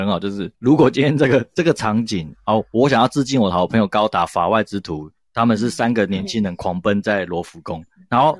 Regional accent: France; Chinese is a second language; 没有，我们法国人就是 romantic，我们就是浪漫。

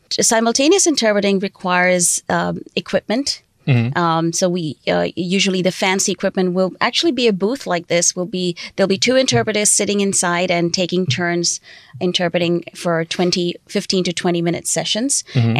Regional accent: India; I talk about India or I say I'm from India

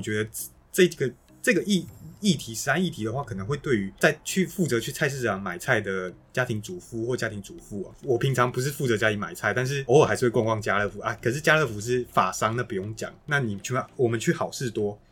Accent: Taiwan; 我们台湾人民

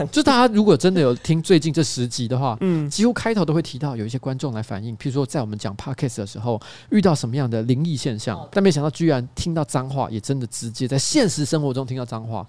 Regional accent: northern Taiwan, Taiwan; 我从小在北部长大

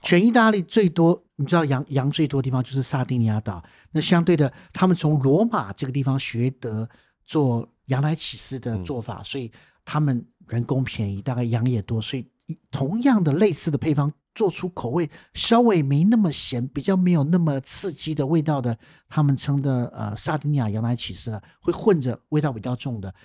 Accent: Taiwan; 我们台湾人吃我们传统料理

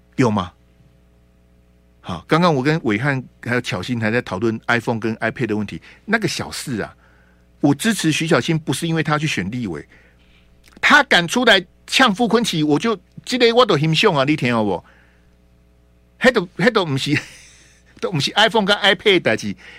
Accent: Taiwan

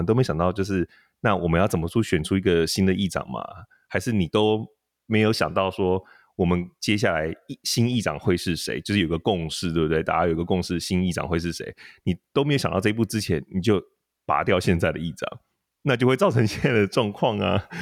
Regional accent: Taiwan; 他可能是不知道我是台湾人

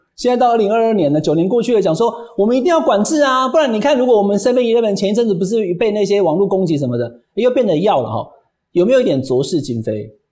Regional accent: Taichung, Taiwan; moved away; 我是台中人哈

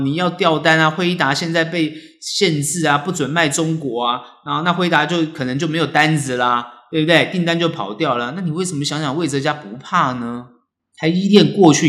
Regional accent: Taiwan; 我们台湾人

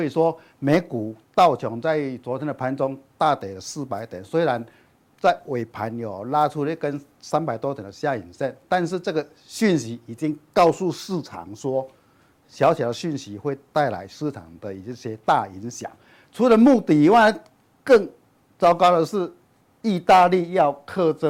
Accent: Chiayi, Taiwan; 。首先开始来叠气象报告嘞。我我早上从嘉义来还下大雨

